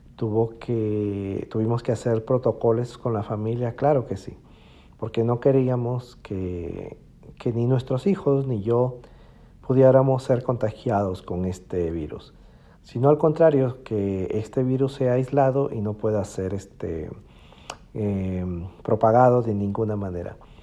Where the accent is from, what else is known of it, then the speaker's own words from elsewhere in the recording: Piura, Peru; moved away as an adult; regresé a mi ciudad natal, a Piura, Perú